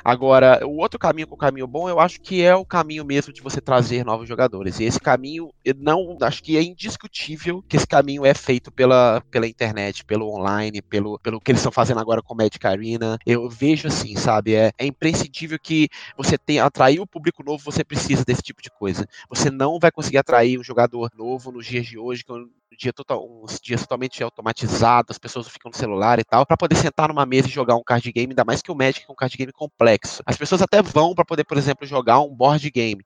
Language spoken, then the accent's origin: Portuguese; Belo Horizonte, Minas Gerais, Brazil; moved away as an adult; now in São Paulo, Brazil; eu nasci em Belo Horizonte, né? É, Minas Gerais. E eu moro em São Paulo há cinco anos